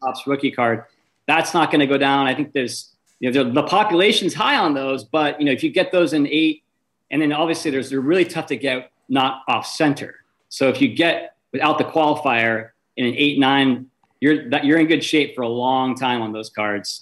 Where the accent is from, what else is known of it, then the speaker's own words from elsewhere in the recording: Bay Area, California, United States; moved away as an adult; I was born raised in the Bay Area